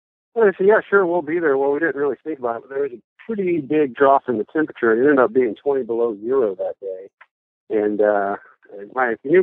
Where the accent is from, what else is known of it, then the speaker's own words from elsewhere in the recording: Montana, United States; I grew up in Montana